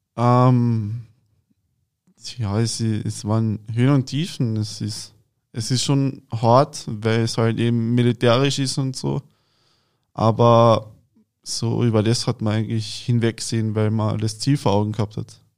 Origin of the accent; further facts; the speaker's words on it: Klagenfurt-Land, Carinthia, Austria; now in Berlin, Germany; ich bin aus Klagenfurt-Land, das ist in Kärnten in Österreich